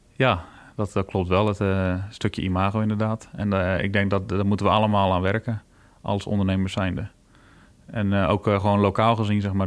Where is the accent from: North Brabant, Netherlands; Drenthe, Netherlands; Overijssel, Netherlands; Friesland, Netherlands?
Friesland, Netherlands; also born or lived in Poortugaal, South Holland (near Rotterdam); ik ben nou officieel meer Fries als Hollander, zeggen ze dan. We zitten hier nou 21 jaar. Eh, maar we komen van oorsprong uit uh, Portugal